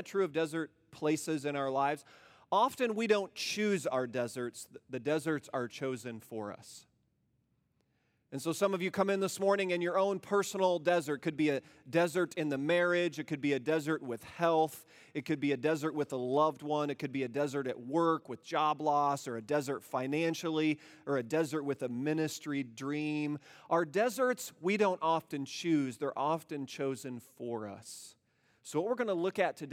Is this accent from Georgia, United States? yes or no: no; Iowa, United States; moved away; also born or lived in Indiana; I grew up in Iowa and moved to Indiana